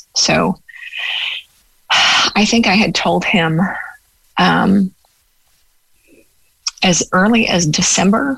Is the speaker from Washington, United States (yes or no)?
no; Los Angeles, California, United States; moved away as an adult; now in West Cork, Ireland; I grew up in Los Angeles